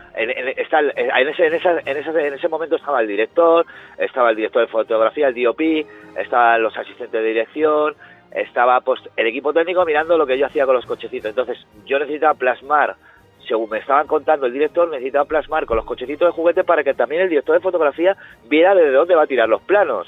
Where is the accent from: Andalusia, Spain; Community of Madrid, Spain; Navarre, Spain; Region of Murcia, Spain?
Community of Madrid, Spain; Madrid; moved away as an adult; also born or lived in Granada / Alicante; now in Las Palmas, Spain; soy madrileño.